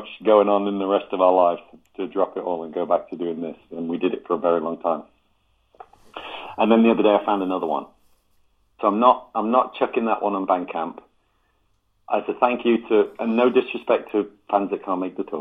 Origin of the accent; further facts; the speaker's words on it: England, United Kingdom; now in Los Angeles, United States; as an English gent